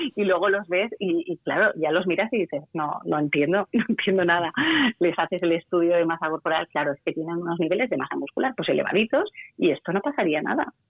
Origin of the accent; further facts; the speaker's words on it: Valencia, Valencian Community, Spain; yo soy de Valencia y aquí la gente dice